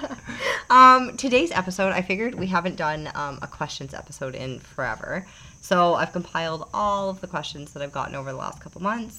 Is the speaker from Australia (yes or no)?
no; Canada; moved away as an adult; also born or lived in Calgary, Alberta; now in Panama; we being Canadian, unless we got citizenship in the US